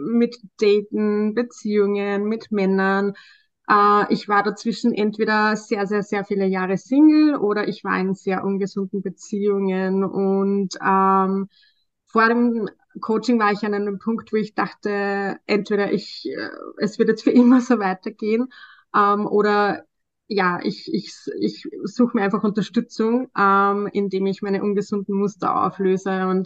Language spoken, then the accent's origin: German; Austria; ich bin im Sozialbereich tätig, äh, schon seit einigen Jahren und ich komme aus Österreich.